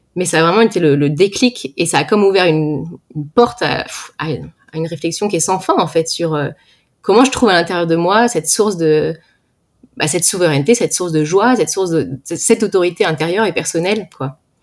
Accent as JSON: {"language": "French", "area": "Val-d'Oise, Paris suburbs", "region": "Île-de-France", "country": "France", "tie": "born or raised there", "said": "je viens du Val d'Oise en France. J'ai grandi en banlieue parisienne"}